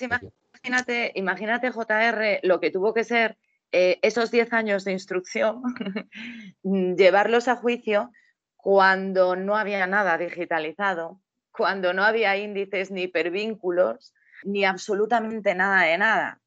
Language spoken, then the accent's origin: Spanish; Spain; somos todos los españoles